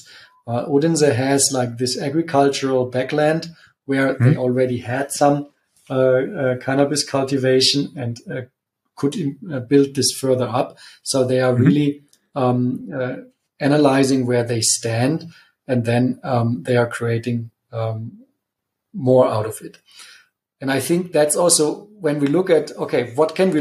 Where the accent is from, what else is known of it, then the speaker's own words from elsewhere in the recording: Munich, Bavaria, Germany; my hometown, Munich